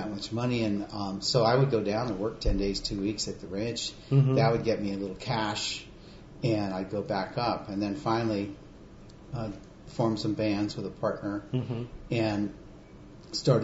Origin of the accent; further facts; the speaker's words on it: Monterey, California, United States; also born or lived in San Francisco Bay Area; I grew up in Monterey